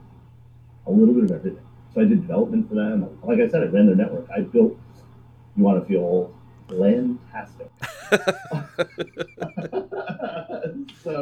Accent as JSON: {"language": "English", "region": "South Florida", "country": "United States", "tie": "born or raised there", "said": "I grew up in South Florida from a poor family."}